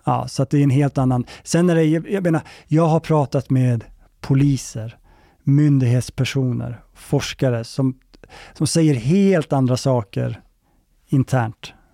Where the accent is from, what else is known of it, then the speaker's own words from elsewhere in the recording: Gävle, Gävleborg County, Sweden; nu är jag uppväxt i Gävle